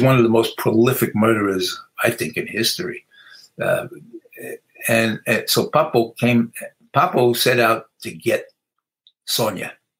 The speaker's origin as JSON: {"language": "English", "town": "New York City", "region": "New York", "country": "United States", "tie": "born or raised there", "moved": "yes", "said": "growing up in the Bronx"}